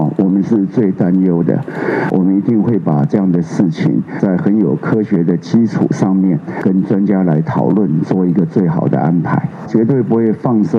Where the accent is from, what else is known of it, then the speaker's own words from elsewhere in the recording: Taiwan; 那国民大家就一起来做，充分展现我们台湾人民共同抗议的一个决心跟力量。那这是一个充分台湾人民素质的展现。